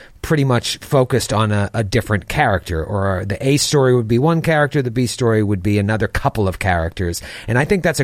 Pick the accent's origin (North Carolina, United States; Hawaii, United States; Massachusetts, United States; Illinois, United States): Massachusetts, United States; Haverhill; my hometown of Haverhill, Mass